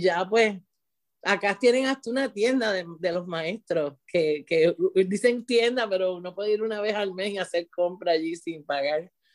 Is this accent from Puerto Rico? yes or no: yes; Puerto Rico; moved away as an adult; also born or lived in San Juan, Puerto Rico; now in Florida, United States; yo vengo de Puerto Rico, siempre trabajo en, en, zonas urbanas. Y vengo de Puerto Rico de, de, de una escuela título 1, ¿verdad? En San Juan.